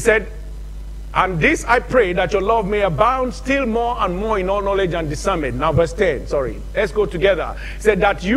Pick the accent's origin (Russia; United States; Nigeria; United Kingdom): Nigeria; moved away; In my home country in the 70s